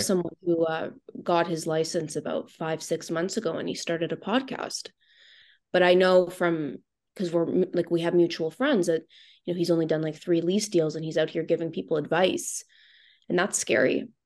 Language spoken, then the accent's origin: English; Thornhill, Ontario, Canada; I grew up in Thornhill.